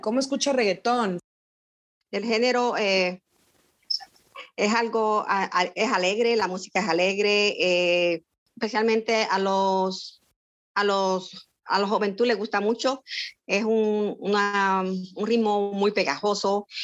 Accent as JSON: {"language": "Spanish", "town": "San Lorenzo", "country": "Puerto Rico", "tie": "born or raised there", "moved": "yes", "lives_now": "Florida, United States", "said": "nací en San Lorenzo, Puerto Rico y resido en el estado de la Florida"}